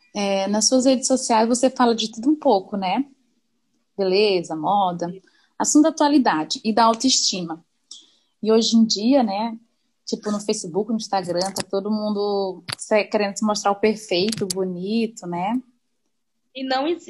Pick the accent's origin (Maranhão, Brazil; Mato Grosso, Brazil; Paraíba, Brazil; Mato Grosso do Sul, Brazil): Maranhão, Brazil; now in Santa Catarina, Brazil; Mas eu também sou do Maranhão